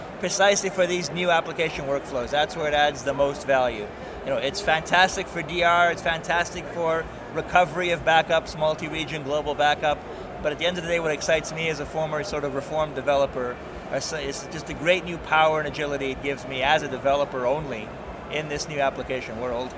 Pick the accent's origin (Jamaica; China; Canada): Canada; as a Canadian